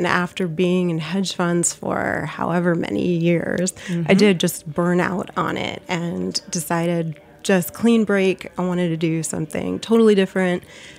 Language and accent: English; South Florida, United States; I grew up in South Florida.